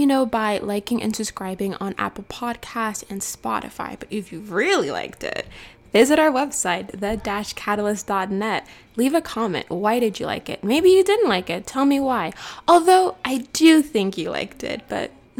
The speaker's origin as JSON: {"language": "English", "country": "Cameroon", "tie": "born or raised there", "moved": "yes", "said": "I was born in Cameroon, and here I am going to Harvard"}